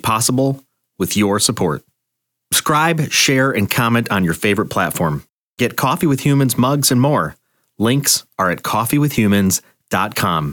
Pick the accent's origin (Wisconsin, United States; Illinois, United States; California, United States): Illinois, United States; Northern; I'm from Northern Illinois, and I never left